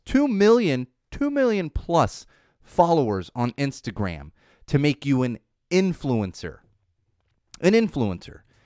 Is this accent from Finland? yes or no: no; San Diego, California, United States; also born or lived in Miami, Florida / Chicago; I moved to San Diego, uh, when I was seven